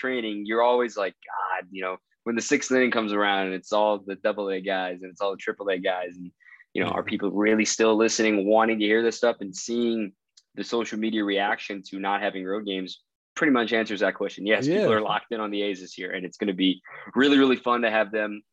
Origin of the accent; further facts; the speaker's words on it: Chandler, Arizona, United States; also born or lived in Dallas, Texas; now I've grown up here in the Southeast Valley of Phoenix. Went to Basha High School in Chandler.